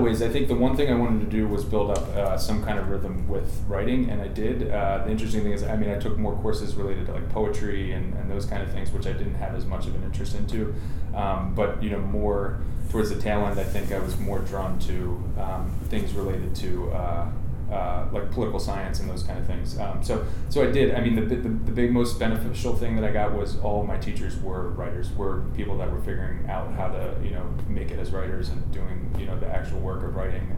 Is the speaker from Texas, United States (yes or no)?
no; southern New Jersey, United States; I grew up in southern New Jersey